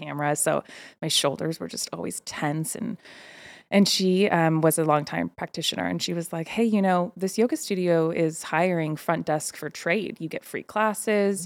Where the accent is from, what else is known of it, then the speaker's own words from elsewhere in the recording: Bay Area, California, United States; growing up in the Bay